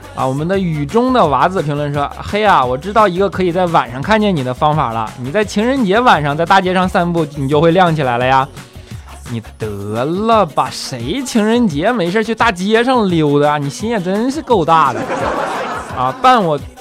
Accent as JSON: {"language": "Chinese", "region": "Northeast China", "country": "China", "accent": "Northeastern (Dongbei) dialect", "said": "他东北话哪有我说的好啊"}